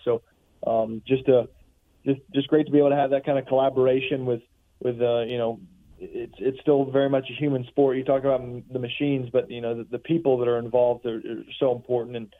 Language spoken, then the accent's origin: English; Charlotte area, North Carolina, United States; I grew up in North Carolina and in, in, in the Charlotte area